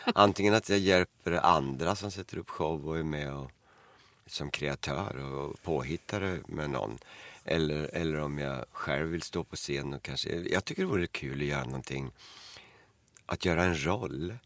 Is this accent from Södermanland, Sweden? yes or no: yes; Eskilstuna, Södermanland, Sweden; hemma i Eskilstuna.